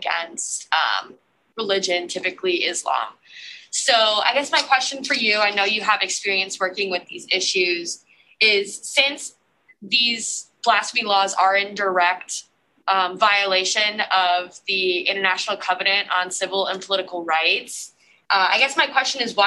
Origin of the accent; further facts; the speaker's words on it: Cleveland, Ohio, United States; I'm from Cleveland, Ohio.